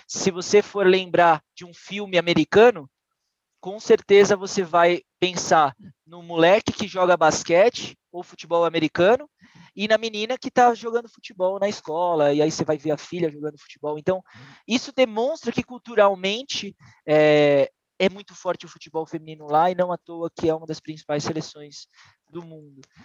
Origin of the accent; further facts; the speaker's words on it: Santos, São Paulo, Brazil; em Santos, que foi onde eu nasci e cresci